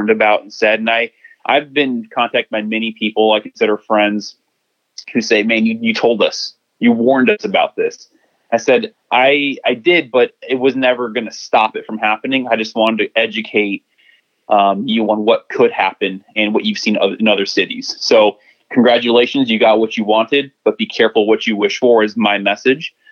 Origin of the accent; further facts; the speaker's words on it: Chicago, Illinois, United States; My hometown, Chicago